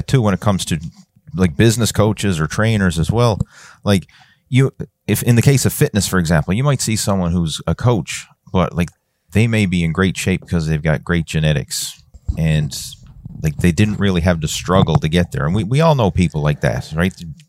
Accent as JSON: {"language": "English", "region": "Newfoundland and Labrador", "country": "Canada", "said": "because I'm from Newfoundland, which is a pretty small place, right? It's, you know, small population wise."}